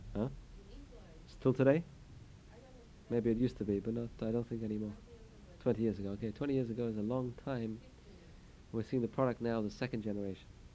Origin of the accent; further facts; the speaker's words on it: England, United Kingdom; moved away; I come from England